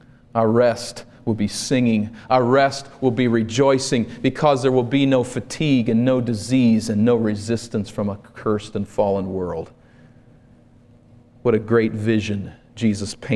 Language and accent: English; East Coast, United States; moved away; I grew up on the East Coast, and for us, vacation was to go to the shore, to the ocean.